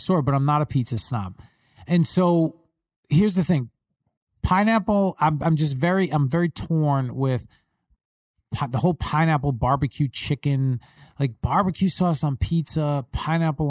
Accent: Long Island, New York, United States; I'm from Long Island

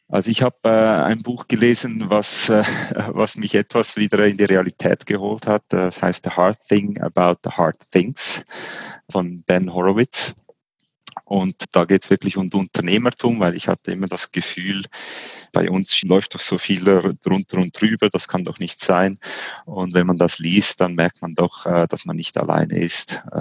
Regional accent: Switzerland; Auch als Schweizer heißt man da ungeduldig.

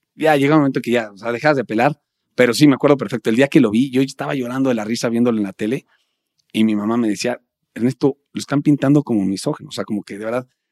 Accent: Mexico; como todo mexicano

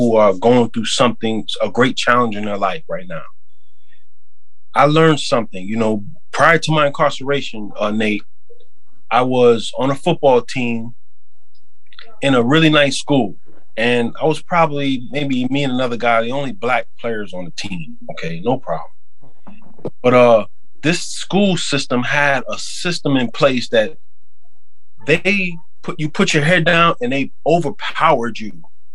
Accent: New York, United States; also born or lived in Queens, New York; I'm from New York

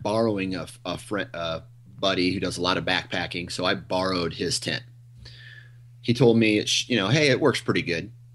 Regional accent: Iowa, United States; I'm from Iowa. I think where I live is like three hundred foot elevation.

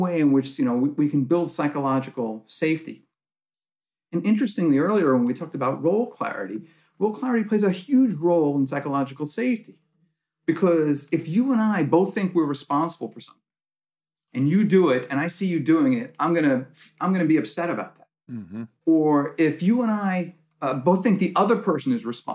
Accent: New York, United States; I'm from New York

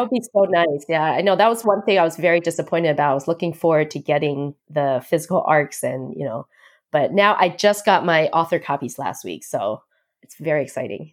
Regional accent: United States; also born or lived in Taiwan; I was born in Taiwan, so unlike Lexa, I am a hundred percent Taiwanese. Um, but we moved here when I was seven, so I've always grown up feeling like I was American 'cause I was really brought up here

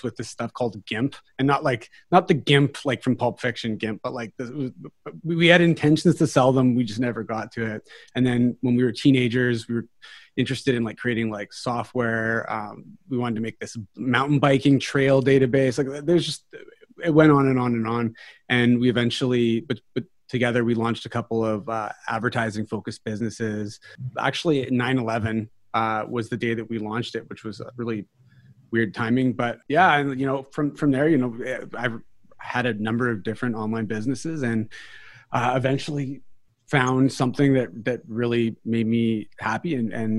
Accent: New Westminster, British Columbia, Canada; I was born here in Vancouver, British Columbia. Specifically, I was born in New West, which is part of Vancouver, British Columbia.

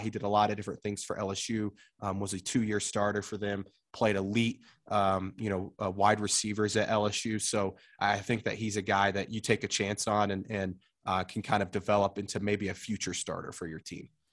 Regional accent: Oklahoma, United States; moved away; growing up in Oklahoma, they don't play hockey there

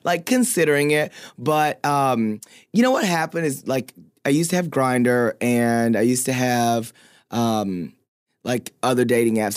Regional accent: Paris, Texas, United States; I'm from Paris, Texas.

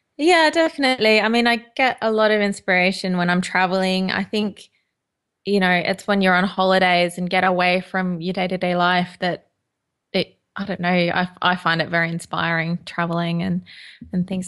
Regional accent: Toowoomba, Queensland, Australia; now in London, United Kingdom; I was born and bred in Queensland in Australia

